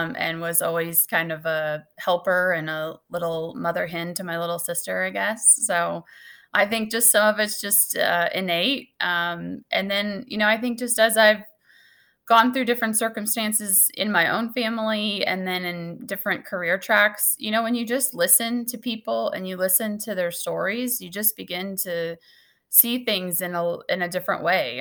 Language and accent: English; Salisbury, Missouri, United States; also born or lived in Maryville, Missouri; I grew up in Salisbury, Missouri, which is a couple hours from here